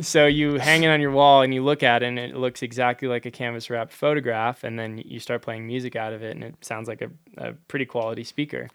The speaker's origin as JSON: {"language": "English", "town": "Hazelhurst", "region": "Wisconsin", "country": "United States", "tie": "born or raised there", "also_born_or_lived": "New Hampshire", "moved": "as an adult", "lives_now": "Durango, United States", "said": "I grew up in rural Wisconsin, uh, in a town called Hazelhurst"}